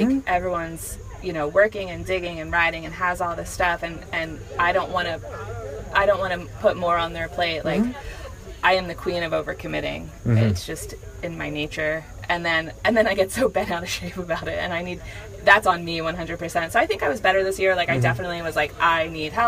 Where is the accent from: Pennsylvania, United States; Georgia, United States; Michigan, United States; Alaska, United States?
Pennsylvania, United States; I'm from Pennsylvania.